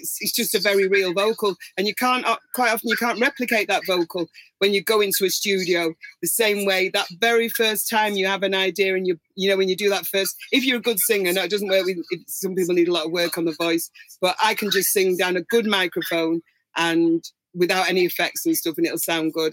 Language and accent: English; Manchester, North West England, United Kingdom; I'm from Manchester